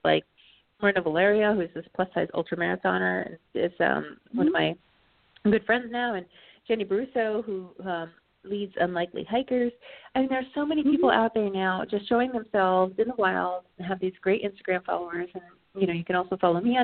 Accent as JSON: {"language": "English", "region": "Vermont", "country": "United States", "tie": "born or raised there", "also_born_or_lived": "Canada", "said": "I grew up in Vermont, so there's something very symbolic about going through the mountains of my childhood and ending up in Canada, where I was born in Canada"}